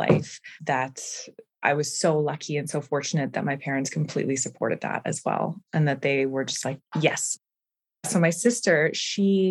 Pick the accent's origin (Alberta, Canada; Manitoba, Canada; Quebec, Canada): Manitoba, Canada; Winnipeg; traveling from Winnipeg, Manitoba